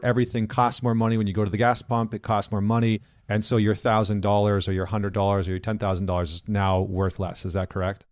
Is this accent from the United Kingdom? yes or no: no; Canada; I'm Canadian